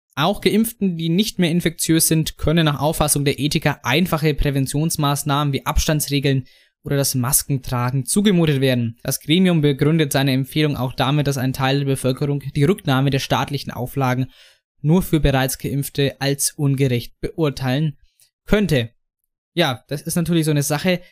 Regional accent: Franconia, Bavaria, Germany; der Jan und ich als Franken

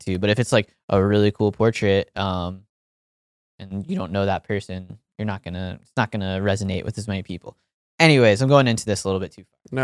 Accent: Pennsylvania, United States; moved away; it's in my home state, far away from where I grew up

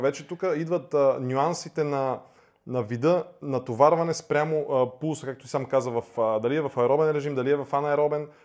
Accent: Bulgaria; тук в България, а, нали, ние сме българи, нали, обичаме си страната

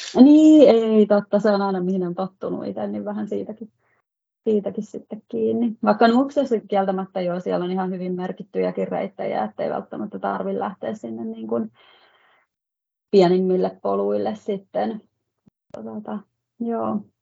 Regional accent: Valkeakoski, Pirkanmaa, Finland; now in Helsinki area, Finland; mun kotipaikka Valkeakoski, eli on sieltä kotoisin

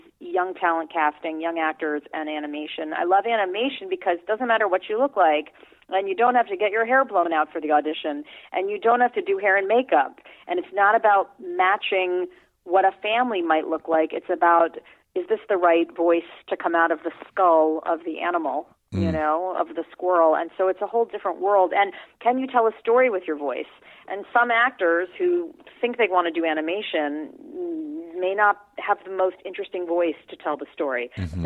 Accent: New York City, New York, United States; I grew up in New York City.

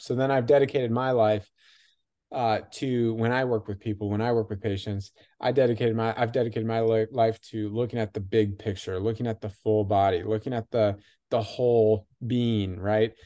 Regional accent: Michigan, United States; I grew up in Michigan

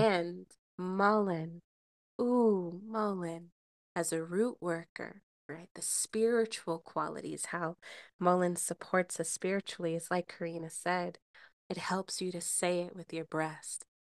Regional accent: United States; the way that I was raised here in the United States

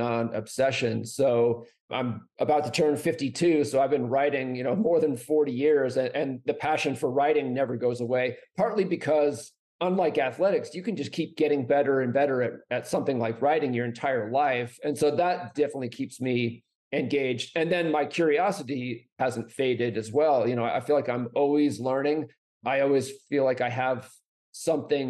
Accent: New Hampshire, United States; now in Flagstaff, United States; I grew up mostly in New Hampshire, so very far from here.

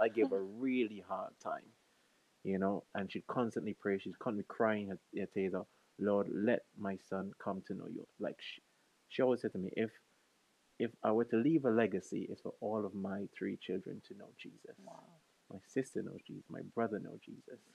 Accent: St. Vincent & Grenadines; moved away as an adult; now in United Kingdom; I'm originally from St. Vincent and the Grenadines, the best island in the Caribbean

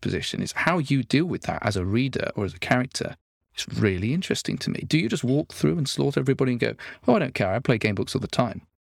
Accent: Nottingham, East Midlands, United Kingdom; I come from Nottingham, and one of my, our local hero there is Robin Hood

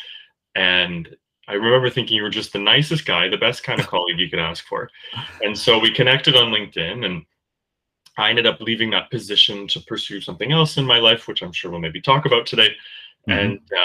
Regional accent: Kingston, Ontario, Canada; Kingston, Ontario, where I was born

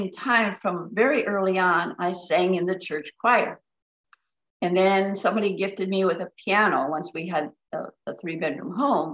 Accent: Upper Michigan, United States; I grew up in Upper Michigan and surrounded by forest

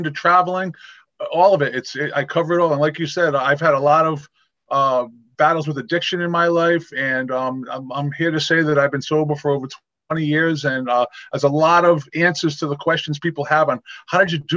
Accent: Rhode Island, United States; I'm a New England boy, and I grew up here in Rhode Island

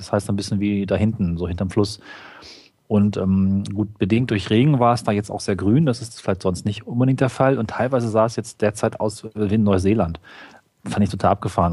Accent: Germany; als Deutscher

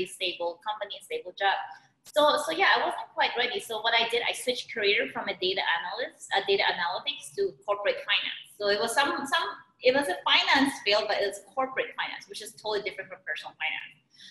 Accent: Philippines; moved away as an adult; now in United States; I was born and raised in the Philippines

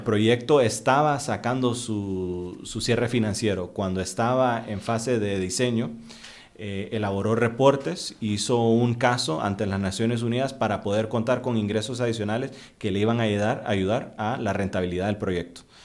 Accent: Honduras; also born or lived in Costa Rica; yo soy hondureño, pero pues trabajo bastante aquí en Costa Rica

